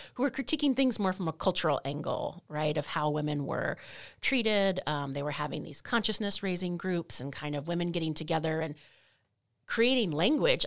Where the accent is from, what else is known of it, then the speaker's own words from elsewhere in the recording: North Texas, United States; also born or lived in Maryland / Louisiana; the rest of my childhood, adolescence, young adulthood in Texas, North Texas